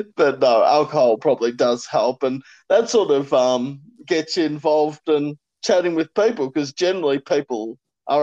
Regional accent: Warragul, Victoria, Australia; I'm from regional Victoria

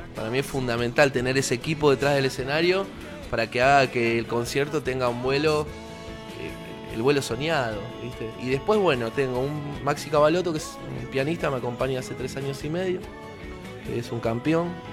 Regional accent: Avellaneda, Buenos Aires Province, Argentina; Soy de Avellaneda y en, mi lugar, la verdad, la gente escucha eh, cualquier cosa

